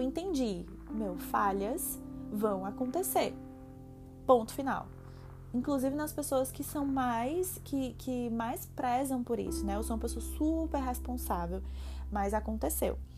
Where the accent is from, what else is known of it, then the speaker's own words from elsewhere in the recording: Fortaleza, Ceará, Brazil; moved away as an adult; now in Toronto, Canada; eu sou de Fortaleza, Ceará, cidade do sol, cidade da luz.